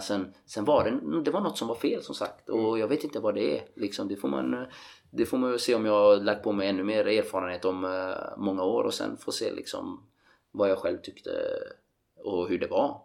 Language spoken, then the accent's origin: Swedish; Gothenburg, Västra Götaland, Sweden; moved away as an adult; also born or lived in Norway; hemma i Göteborg